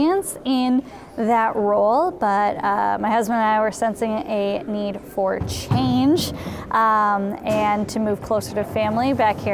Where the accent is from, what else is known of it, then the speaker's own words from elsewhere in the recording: Burnsville, Minnesota, United States; I grew up in Burnsville, which is the next town over from